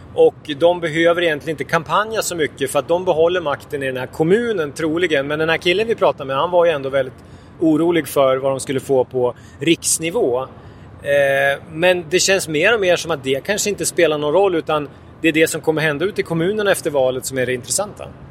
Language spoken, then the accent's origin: Swedish; Jämtland, Sweden; jag är ju från Jämtland, eller uppvuxen här i alla fall